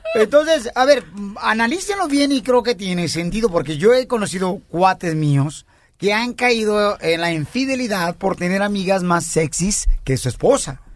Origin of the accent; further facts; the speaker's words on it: Ocotlán, Jalisco, Mexico; now in United States; yo soy de, de Ocotlán y mis dientes son de fuera